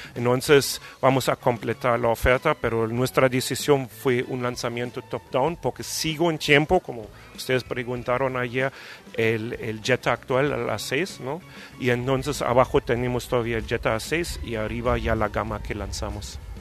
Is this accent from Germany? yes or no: yes; Germany; Spanish is a second language; moved away as an adult; also born or lived in Brazil; now in Mexico; yo llegué aquí no como alemán